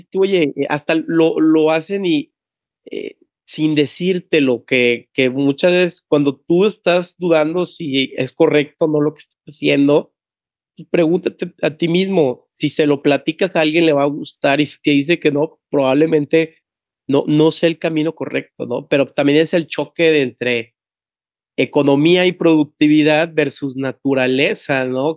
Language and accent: Spanish; Tampico, Tamaulipas, Mexico; En Tampico, de donde yo soy